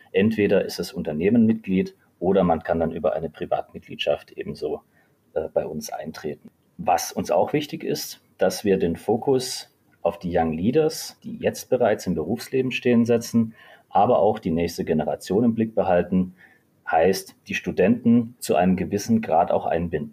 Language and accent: German; Germany; bei uns in Deutschland